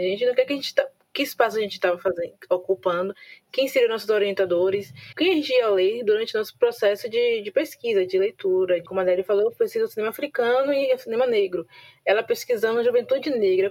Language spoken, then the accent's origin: Portuguese; Santo Amaro, Bahia, Brazil; eu sou de Santo Amaro, não sou de Salvador